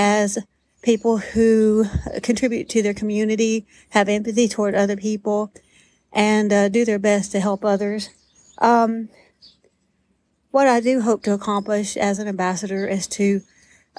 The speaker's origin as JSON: {"language": "English", "region": "Georgia", "country": "United States", "said": "I'm from Georgia"}